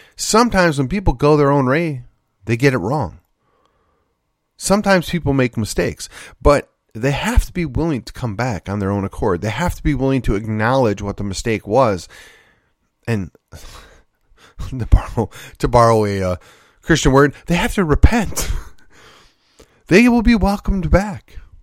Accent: Wisconsin, United States; moved away as an adult; also born or lived in Virginia; now in Texas, United States; I am a Midwesterner. I was born and raised in Wisconsin.

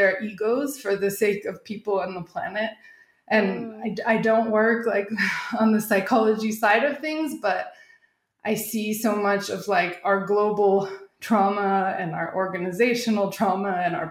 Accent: Arizona, United States; moved away as an adult; also born or lived in Southern California / Thailand / Korea; now in Mexico City, Mexico; I grew up in Arizona, and I spent my university and grad school years in Southern California.

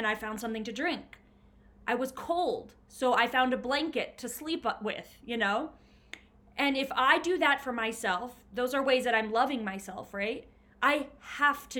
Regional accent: Bastrop, Texas, United States; now in Denver, United States; I actually grew up in Bastrop, but nobody really knows Bastrop. But it was Bastrop, yeah. Texas, a really small town in Texas.

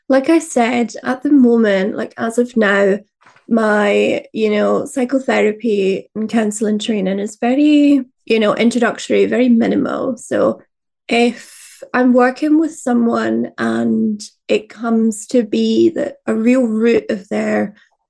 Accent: Fife, Scotland, United Kingdom; I grew up in Fife in Scotland, which is a lot more of like fried foods

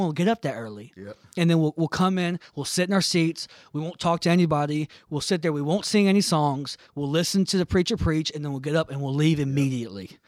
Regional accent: United States; me as an American Christian

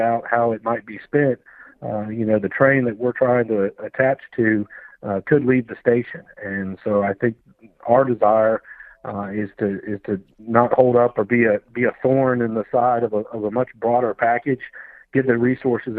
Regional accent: Florida, United States; moved away; I'm originally from Florida

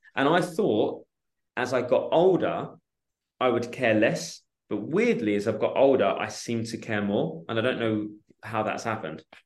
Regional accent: Chigwell, East of England, United Kingdom; moved away as an adult; also born or lived in Portsmouth; I grew up in Essex, in Chigwell, in Essex

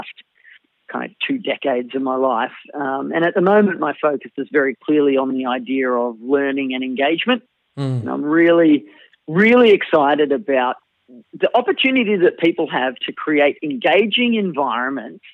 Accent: Melbourne, Victoria, Australia; I was born almost in the car park, in fact, of a hospital in Melbourne, Australia

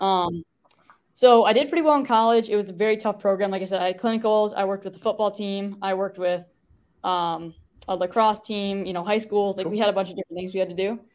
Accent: Traverse City, Michigan, United States; moved away as an adult; now in Texas, United States; went back to um, my hometown, which is Traverse City

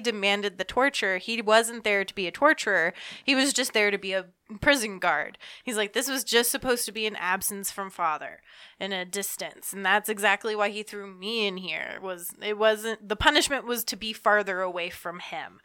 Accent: Georgia, United States; I'm from Georgia

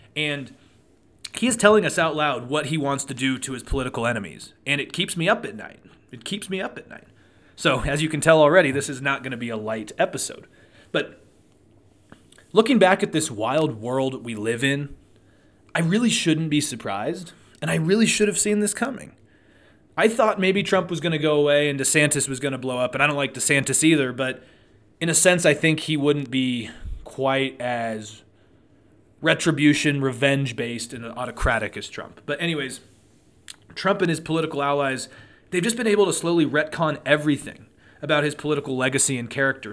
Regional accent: Truckee, California, United States; now in Reno, United States; growing up in Truckee, I always loved the snow.

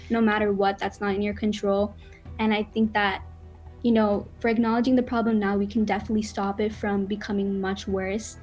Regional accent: Broward County, Florida, United States; I grew up in Broward County, down there with you

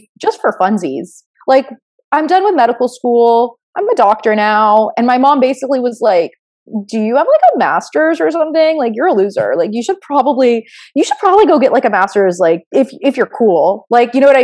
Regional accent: Florida, United States; I was born in Florida

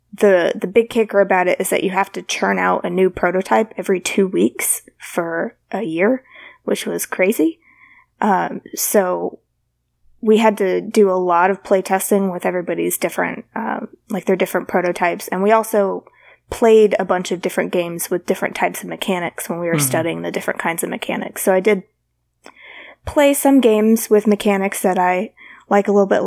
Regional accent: Alabama, United States; I'm from Alabama.

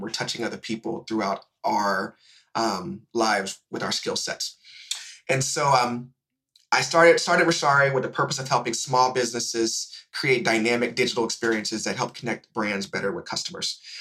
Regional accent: Indianapolis, Indiana, United States; now in Atlanta, United States; I'm originally from Indianapolis, Indiana

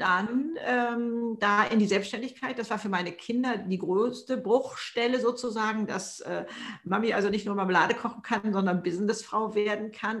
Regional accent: Hamburg, Germany; ich komme aus Hamburg hier im Norden

